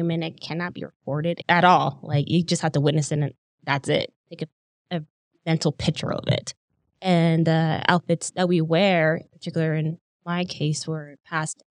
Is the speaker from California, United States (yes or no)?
no; Bashpito, Arizona, United States; my mom's side, we're from Bashpito, Arizona, which is like located a little past Steamboat, between Steamboat and Jeddito. So it's not Jeddito, it's Bashpito. That's where I'm from